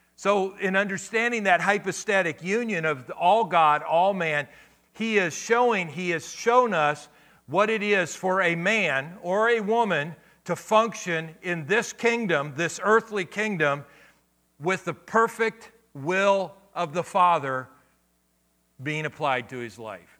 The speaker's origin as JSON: {"language": "English", "town": "Akron", "region": "Ohio", "country": "United States", "tie": "born or raised there", "said": "when I grew up as a kid, I grew up in Akron, Ohio"}